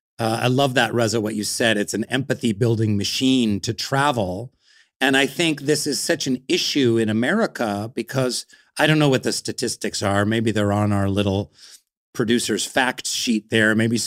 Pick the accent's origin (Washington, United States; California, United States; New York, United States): Washington, United States; Seattle; now in Los Angeles, United States